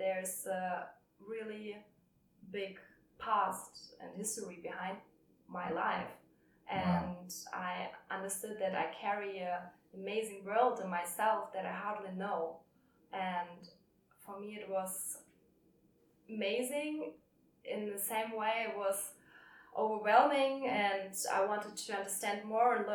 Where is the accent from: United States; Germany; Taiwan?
Germany; Hamburg; moved away as an adult; now in Berlin, Germany; I was born in Hamburg, and this is definitely a home place